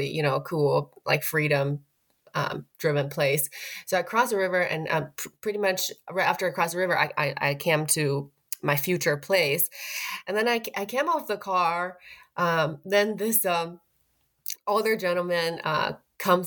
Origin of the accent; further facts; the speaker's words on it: Beijing, China; moved away as an adult; also born or lived in Omaha, Nebraska / New Hampshire / Washington State; now in United States; I was born and raised in Beijing, China